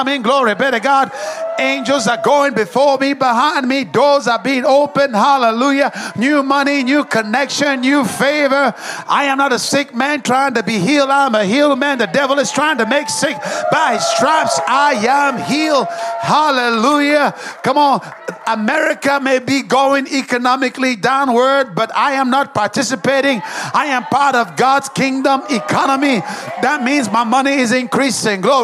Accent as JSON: {"language": "English", "town": "Dallas", "region": "Texas", "country": "United States", "said": "I come from Dallas, and we have the Cowboys"}